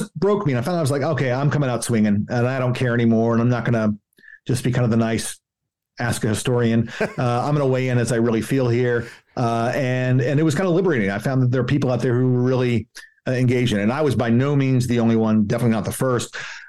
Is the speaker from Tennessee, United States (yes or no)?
yes; Tennessee, United States; I'm from Tennessee